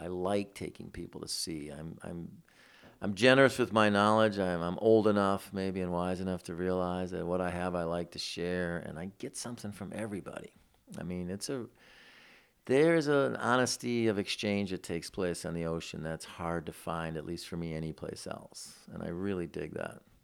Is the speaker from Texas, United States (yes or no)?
no; Detroit, Michigan, United States; moved away; I grew up in Detroit, in the city